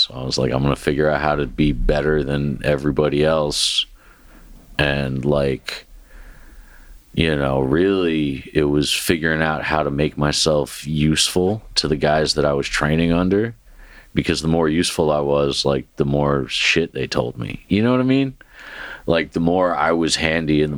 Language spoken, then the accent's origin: English; New Jersey, United States; moved away as an adult; now in Memphis, United States; I'm an East Coast guy. You know what I mean? Like, I grew up in Jersey.